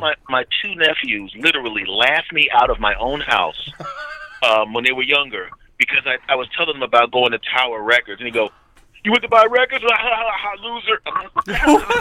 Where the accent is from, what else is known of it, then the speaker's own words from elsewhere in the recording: Philadelphia, Pennsylvania, United States; moved away; my hometown of Philadelphia